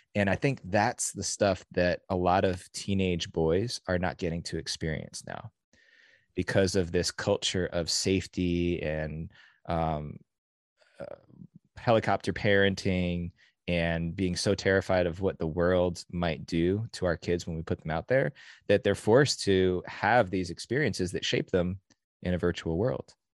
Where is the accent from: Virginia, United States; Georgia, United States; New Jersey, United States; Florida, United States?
New Jersey, United States; now in California, United States; As a kid growing up in New Jersey